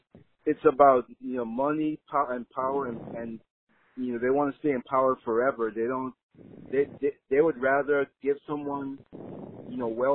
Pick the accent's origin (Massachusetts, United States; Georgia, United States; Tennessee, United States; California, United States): Massachusetts, United States; I'm from Massachusetts.